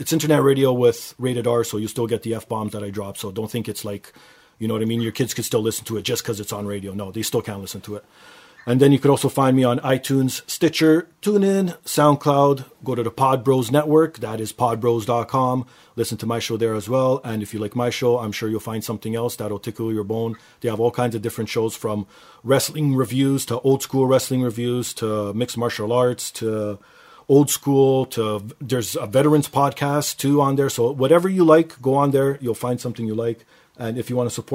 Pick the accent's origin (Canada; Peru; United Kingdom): Canada; because I'm Canadian